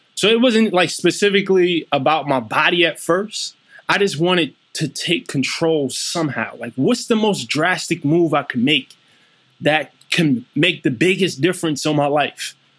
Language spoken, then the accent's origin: English; New York City, New York, United States; also born or lived in Germany; I grew up in Brownsville, Brooklyn